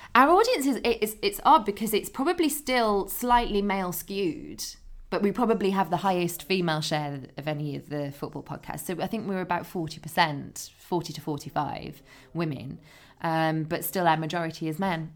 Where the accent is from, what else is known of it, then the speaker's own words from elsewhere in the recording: Dudley, West Midlands, United Kingdom; moved away; I grew up near Dudley in the Black Country.